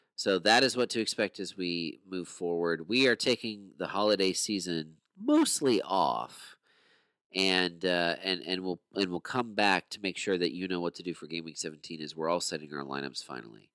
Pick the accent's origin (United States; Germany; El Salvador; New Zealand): United States; I'm American